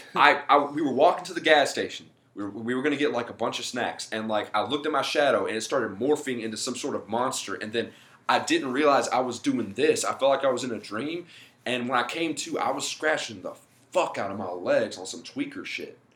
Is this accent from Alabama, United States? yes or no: yes; Mobile, Alabama, United States; moved away as an adult; also born or lived in Daphne, Alabama / Beaver County, Pennsylvania; now in Pittsburgh area, United States; I'm from Mobile originally. I moved to Daphne when I was like, so fuck, how old was I? Uh, like 16 or something